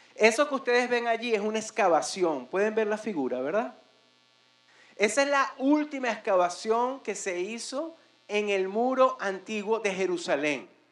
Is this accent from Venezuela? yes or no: yes; Venezuela; moved away as an adult; now in Dominican Republic; En mi país, Venezuela